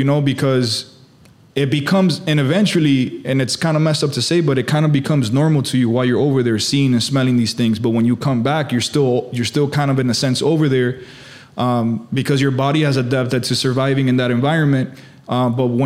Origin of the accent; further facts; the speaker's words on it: Miami, Florida, United States; also born or lived in Hialeah; I'm here born and raised in Miami. I was born in Hialeah.